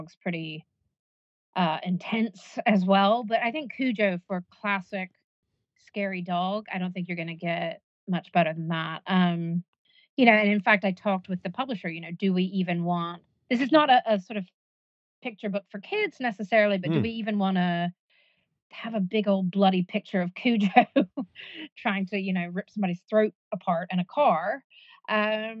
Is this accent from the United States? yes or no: yes; United States; moved away; I grew up in America